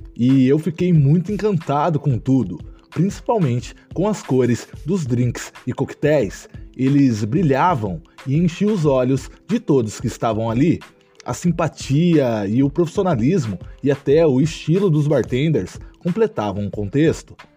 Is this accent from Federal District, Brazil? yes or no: no; Ourinhos, São Paulo, Brazil; sou natural da cidade de Ourinhos, interior de São Paulo